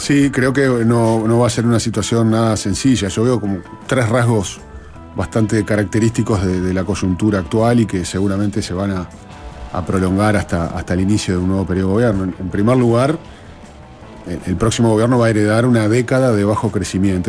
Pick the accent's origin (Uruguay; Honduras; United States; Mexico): Uruguay